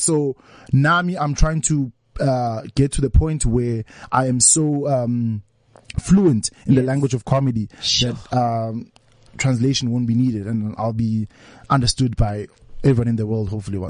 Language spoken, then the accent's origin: English; Vosloorus, Gauteng, South Africa